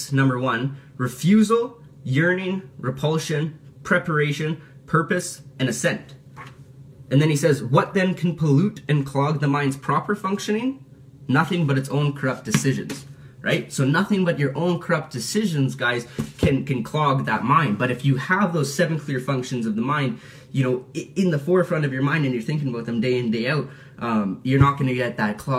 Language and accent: English; Calgary, Alberta, Canada; Calgary, in my hometown